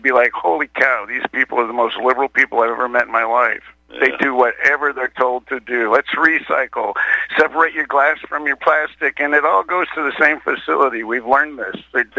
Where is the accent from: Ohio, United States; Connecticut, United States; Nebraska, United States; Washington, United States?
Washington, United States; moved away; I grew up in Washington State, and you know, we got Hanford up there, and we were east of Hanford